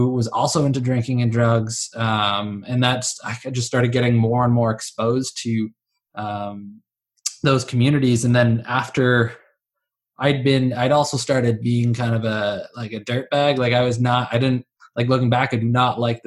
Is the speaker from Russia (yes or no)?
no; Ottawa, Ontario, Canada; So I grew up in Ottawa. I was born in Orleans